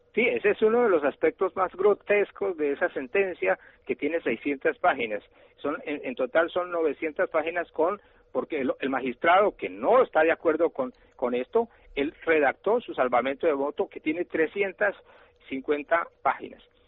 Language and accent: Spanish; Colombia; lo que está pasando en mi país